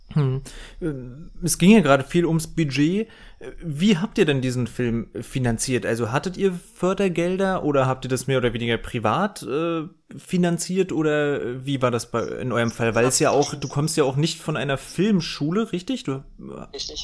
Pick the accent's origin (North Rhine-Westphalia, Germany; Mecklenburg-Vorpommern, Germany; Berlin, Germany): Mecklenburg-Vorpommern, Germany; Rostock; Ich komme auch eben selbst aus Mecklenburg-Vorpommern. Ich, ich komme aus Rostock.